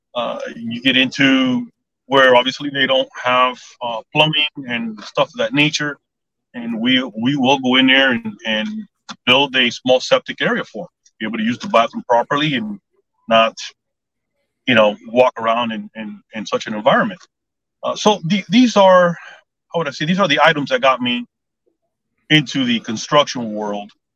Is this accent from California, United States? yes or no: no; Southwest Dade County, Florida, United States; also born or lived in Cooper City, Florida; I was born and raised in Southwest uh, Dade County, uh, so I'm a native Floridian